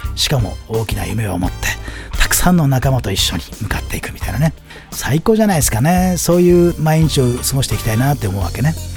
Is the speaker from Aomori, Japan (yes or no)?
yes; Aomori, Japan; 僕 の地元の青森でね